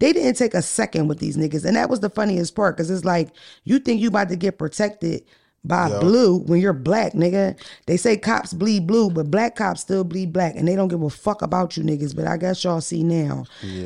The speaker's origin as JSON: {"language": "English", "town": "Baltimore", "region": "Maryland", "country": "United States", "said": "I'm from the West Side. I got to say I'm from over West."}